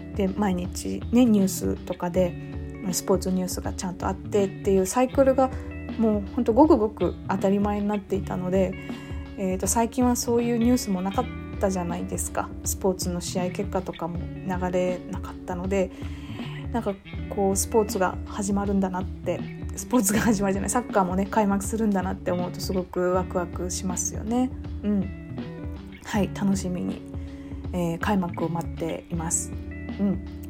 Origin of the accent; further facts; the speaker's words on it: Fukuoka, Japan; 私福岡県民なんですけど